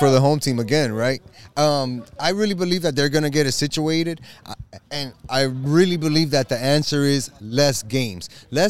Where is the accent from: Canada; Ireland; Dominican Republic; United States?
Dominican Republic; as a Dominican